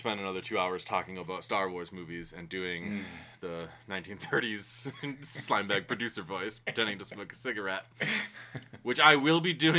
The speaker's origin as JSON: {"language": "English", "country": "United States", "said": "I'm an American"}